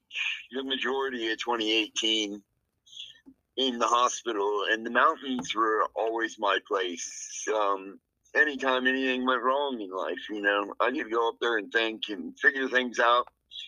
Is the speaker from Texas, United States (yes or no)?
yes; El Paso, Texas, United States; I'm originally from El Paso, Texas. I come from a military family, so I'm always been a nomad, like traveling all over and living all over the world.